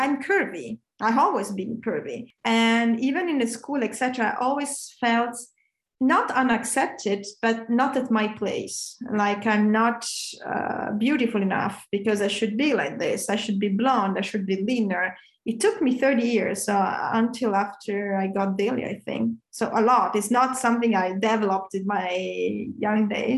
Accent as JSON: {"language": "English", "country": "Italy", "also_born_or_lived": "Milan", "moved": "yes", "said": "I come from Italy, as you say, I'm Italian"}